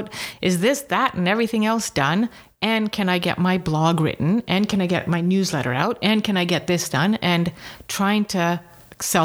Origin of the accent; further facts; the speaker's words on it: England, United Kingdom; I was not born in Uganda, by the way. My parents, my sister were. I was born in England, but it's always felt like home.